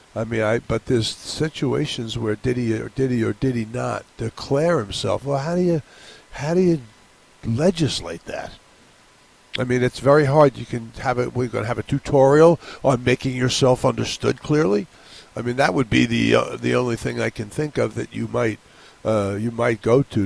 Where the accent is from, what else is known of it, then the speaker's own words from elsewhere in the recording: New York, United States; now in Hawaii, United States; I grew up in New York